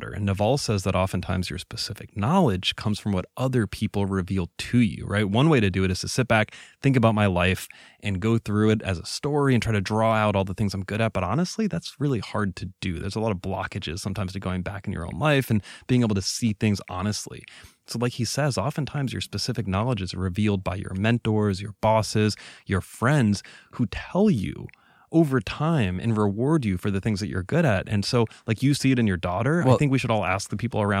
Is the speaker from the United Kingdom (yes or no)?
no; Venezuela; now in United States; I was raised in Venezuela. I used to think of that as a, a defect. I struggled in, in middle school and high school because of that, right? It was hard to integrate.